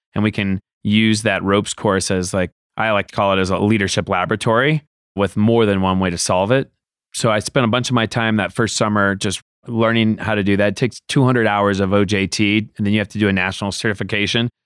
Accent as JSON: {"language": "English", "town": "Seattle", "region": "Washington", "country": "United States", "tie": "born or raised there", "moved": "yes", "said": "growing up in Seattle where I'm from"}